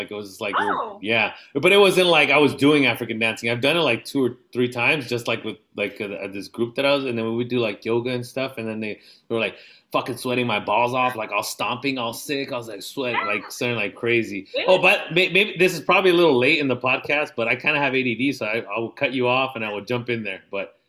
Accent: Jalisco, Mexico; So I'm pretty sure probably have some Aztec heritage because I'm from Jalisco.

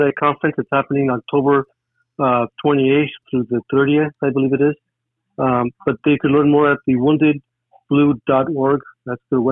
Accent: Los Angeles, California, United States; growing up in East Los Angeles

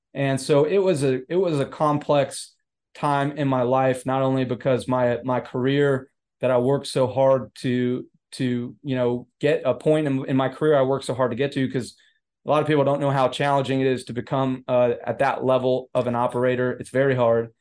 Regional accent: Florida, United States; Yeah, so I grew up in, in Florida, uh, not necessarily, I didn't, I moved around a lot, so there's not a specific, you know, city in Florida I call my home.

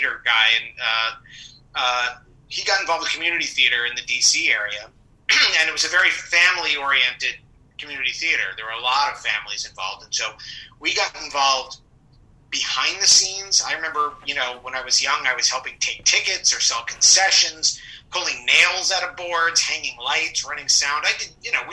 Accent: Rockville, Maryland, United States; moved away as an adult; also born or lived in Passaic, New Jersey; now in New York, United States; I moved to Maryland, the suburbs of Washington, D.C. in Maryland, Rockville, Maryland. And I grew up there

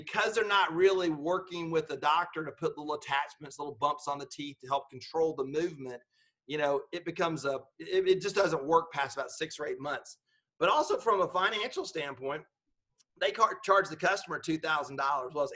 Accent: Georgia, United States; I'm just from Georgia

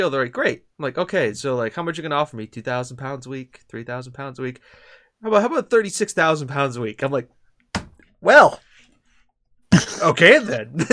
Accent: Corby, East Midlands, United Kingdom; But I was born and raised in Corby.

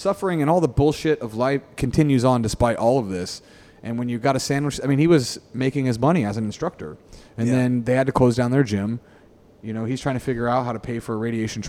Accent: United States; now in Singapore; as an American

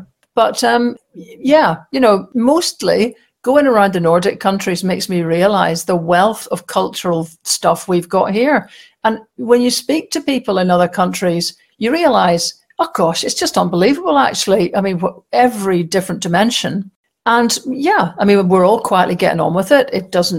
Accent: Wolverhampton, West Midlands, United Kingdom; born there; I mean, I was born in Wolverhampton. I have no idea why.

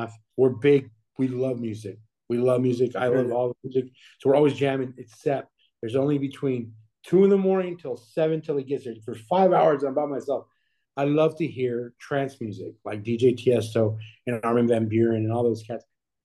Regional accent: Texas, United States; I'm born and raised in Texas, and I'm proud to be from Texas.

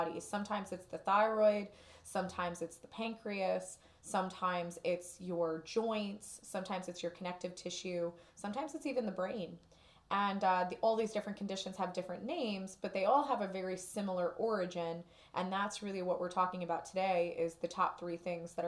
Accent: Newark, New Jersey, United States; I grew up in Newark

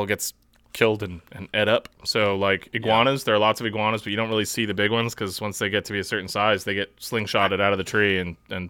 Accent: United States

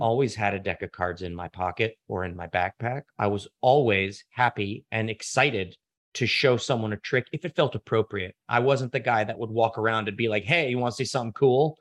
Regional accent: Washington, District of Columbia, United States; I grew up in Washington, D C

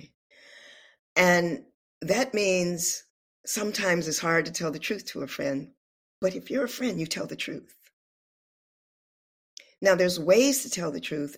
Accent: California, United States; moved away as an adult; also born or lived in Oakland, California; now in Louisiana, United States; I'm from California

